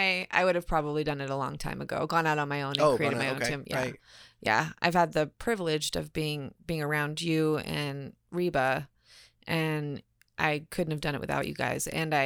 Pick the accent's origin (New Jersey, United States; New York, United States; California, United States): California, United States; Fountain Valley; Orange County, California. Fountain Valley.